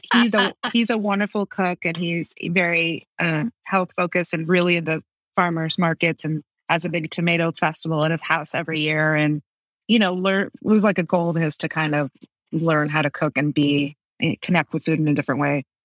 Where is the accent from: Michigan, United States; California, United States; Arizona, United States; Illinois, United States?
Illinois, United States; Buffalo Grove; also born or lived in New York; now in New Orleans, United States; I grew up in Buffalo Grove